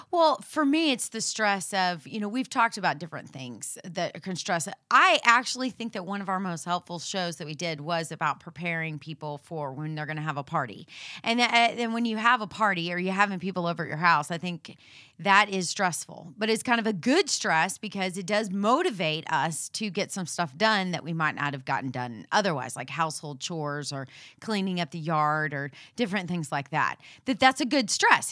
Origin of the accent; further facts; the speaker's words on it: Houston, Texas, United States; we're from Houston